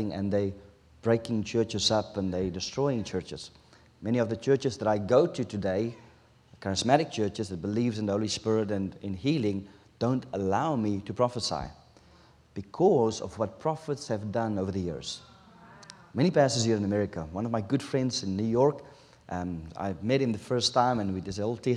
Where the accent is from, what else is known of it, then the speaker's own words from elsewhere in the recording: South Africa; first language Afrikaans; English is a second language; English is my third language. We speak Afrikaans in South Africa. My taal is Afrikaans